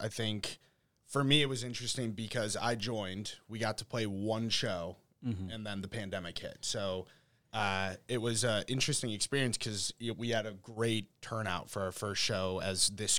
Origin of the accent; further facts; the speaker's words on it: Chicago, Illinois, United States; Aaron and I are from the Chicago area.